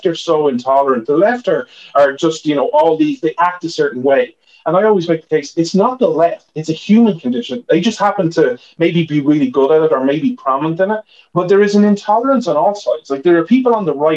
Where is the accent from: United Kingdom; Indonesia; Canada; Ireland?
Ireland; now in United States; I'm Irish